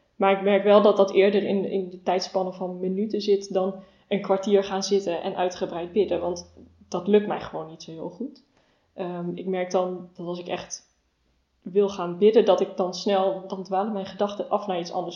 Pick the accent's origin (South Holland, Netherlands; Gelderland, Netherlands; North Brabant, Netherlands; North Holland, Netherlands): North Brabant, Netherlands; Rosmalen; moved away as an adult; now in Nijmegen, Netherlands; Ik ben geboren en opgegroeid in Rosmalen